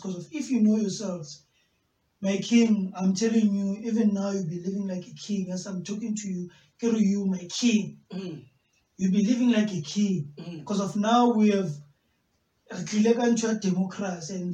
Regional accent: Northern Cape, South Africa; I'm from the Northern Cape

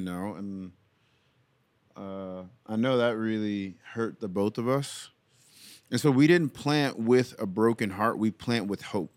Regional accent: New York City, New York, United States; now in Memphis, United States; I'm from Brooklyn, New York.

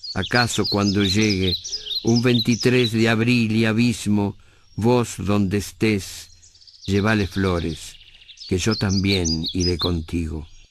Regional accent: Montevideo, Uruguay; Yo soy un montevideano de clase media

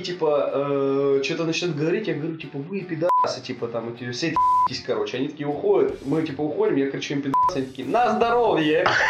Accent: Russia; мы из России

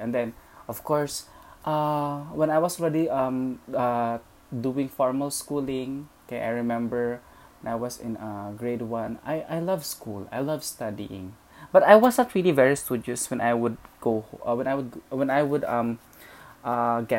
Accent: Leyte, Eastern Visayas, Philippines; I was born and raised in Leyte

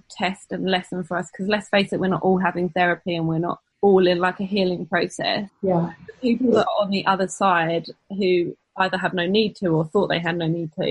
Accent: England, United Kingdom; now in United States; We are English and don't historically celebrate Thanksgiving

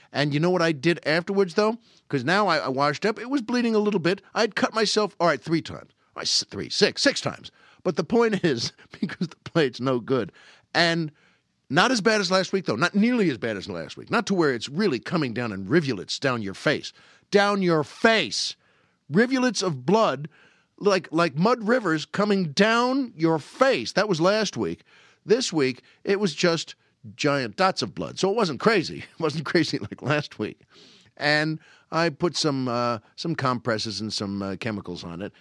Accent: Long Island, New York, United States; moved away; where I grew up on Long Island

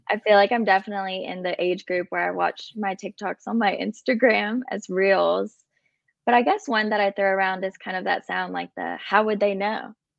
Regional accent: Birmingham, Alabama, United States; also born or lived in Illinois / Colombia; I was actually born in Illinois and moved to Birmingham when I was about two years old

